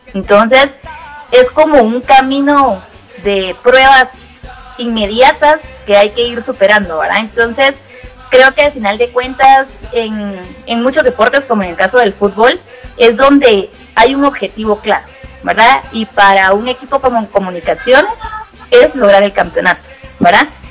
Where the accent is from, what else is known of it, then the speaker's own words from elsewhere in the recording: Guatemala; aquí, ¿verdad? En mi país